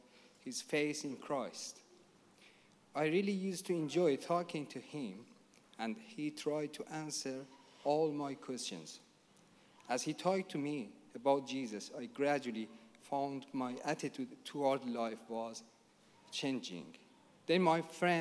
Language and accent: English; Tehran, Tehran Province, Iran; moved away; I was born in Tehran